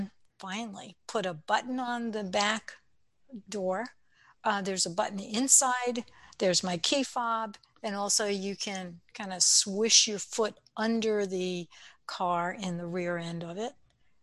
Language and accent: English; Brooklyn, New York, United States; accent: Brooklyn; I can use my Brooklyn accent if I wanted to, but I prefer not to.